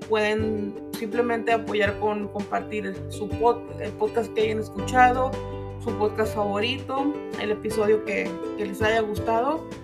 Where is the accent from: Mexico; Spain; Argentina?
Mexico; el mes patrio para los que somos mexicanos